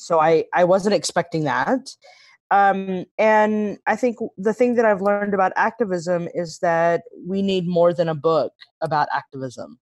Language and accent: English; Texas, United States; now in Nashville, United States; I was born and raised in Texas